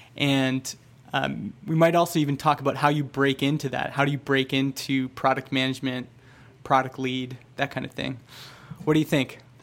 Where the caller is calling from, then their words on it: Vernon, British Columbia, Canada; I'm calling from Vernon, B C.